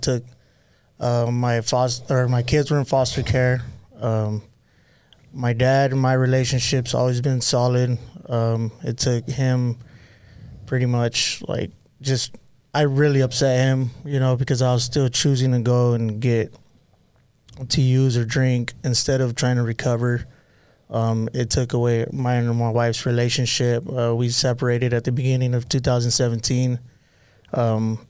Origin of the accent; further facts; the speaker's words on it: Pasadena, California, United States; Yeah. Pasadena, California.